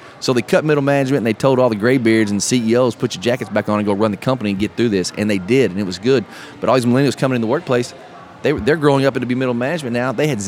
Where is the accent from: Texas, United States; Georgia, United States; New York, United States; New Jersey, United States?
Texas, United States; we're from Texas